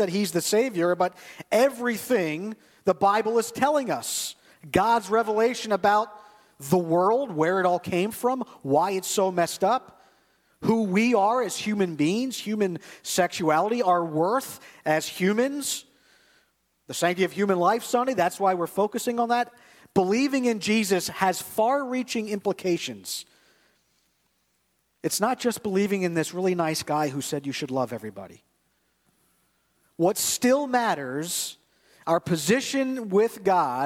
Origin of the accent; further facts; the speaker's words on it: United States; I grew up in the United States of America where everybody's pretty much Christian.